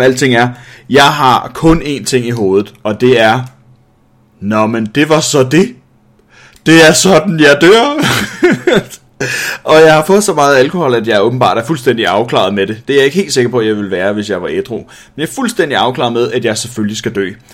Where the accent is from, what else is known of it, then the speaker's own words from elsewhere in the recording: Denmark; jeg som dansker